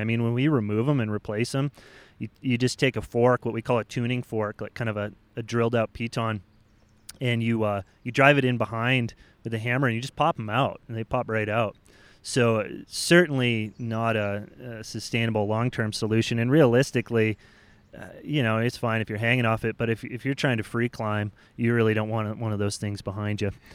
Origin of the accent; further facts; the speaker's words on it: United States; as American climbers